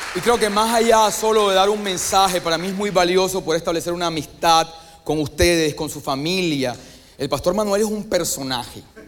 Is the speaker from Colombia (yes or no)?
yes; Colombia; vengo de Colombia